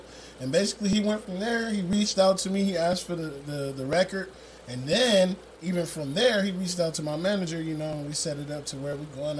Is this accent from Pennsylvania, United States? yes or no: no; Long Beach, California, United States; moved away as an adult; now in Las Vegas, United States; I'm actually originally from Long Beach, California.